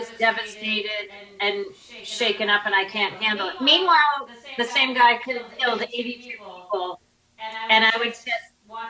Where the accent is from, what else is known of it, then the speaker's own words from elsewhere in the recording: Revere, Massachusetts, United States; Born and raised in Revere, Massachusetts.